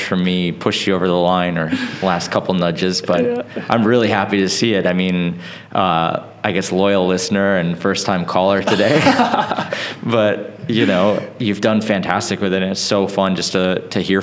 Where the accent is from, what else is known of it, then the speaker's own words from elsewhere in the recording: Wisconsin, United States; I grew up in Wisconsin in the middle of nowhere